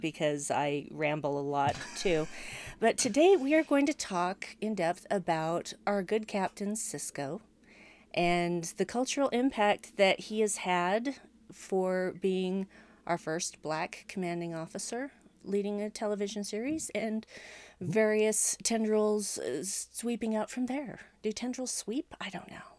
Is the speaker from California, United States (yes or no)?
no; Utah, United States; I was born and raised in Utah and live here uh, to this day